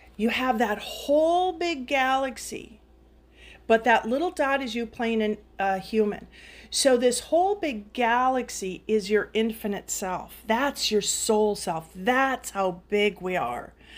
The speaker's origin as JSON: {"language": "English", "town": "Duluth", "region": "Minnesota", "country": "United States", "said": "I am from Minnesota, from Katie's hometown, Duluth"}